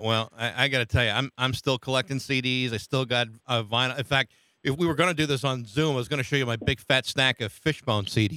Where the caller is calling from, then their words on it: Massachusetts, United States; Calling from Massachusetts